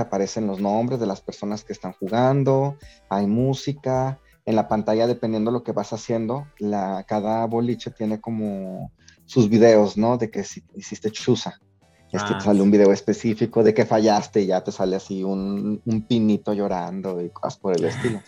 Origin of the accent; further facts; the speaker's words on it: Mexico; nosotros tenemos muchas características como mexicanos de la cultura española